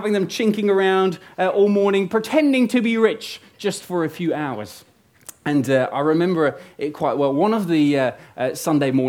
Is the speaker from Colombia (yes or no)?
no; Netherlands; moved away; I'm originally from Holland